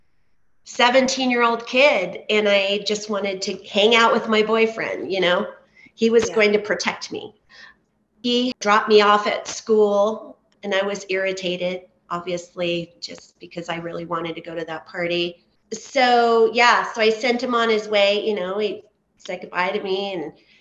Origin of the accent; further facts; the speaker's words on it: Southern California, United States; I grew up in Southern California